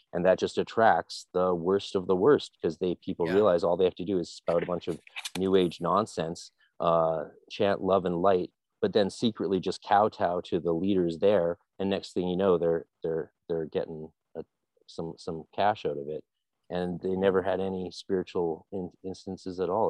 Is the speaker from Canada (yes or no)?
yes; Canada; I'm just being a Canadian